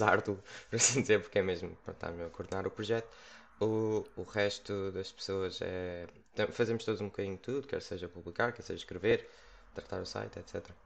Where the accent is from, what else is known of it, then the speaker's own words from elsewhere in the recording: Setúbal, Portugal; also born or lived in Lisbon; sou cá de Portugal, sempre vivi cá e agora estou. Sou de Setúbal